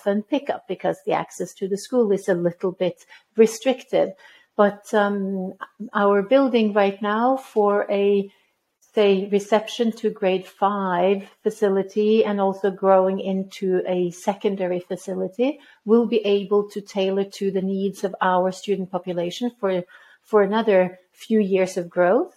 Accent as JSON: {"language": "English", "country": "Norway", "also_born_or_lived": "Middle East", "moved": "yes", "lives_now": "Rimini, Italy", "said": "I am originally from Norway."}